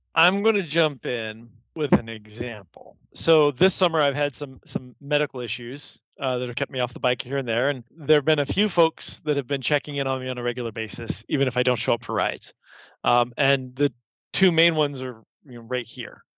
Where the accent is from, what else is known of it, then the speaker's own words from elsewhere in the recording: Columbus, Ohio, United States; I'm from here. So I was born in Columbus. I was actually born downtown Mount Carmel, the old the old Mount Carmel downtown. Grew up here